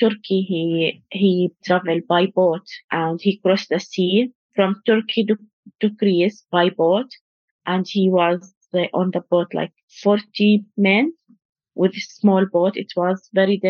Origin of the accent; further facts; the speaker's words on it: United Arab Emirates; moved away as an adult; also born or lived in Palestine; now in Lancaster, United Kingdom; I born in United Arab Emirates. And I used to study there, all my life there